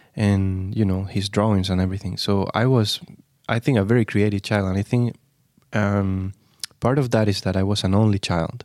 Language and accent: English; Granada, Andalusia, Spain; moved away as an adult; also born or lived in Barcelona; I am from Granada in the south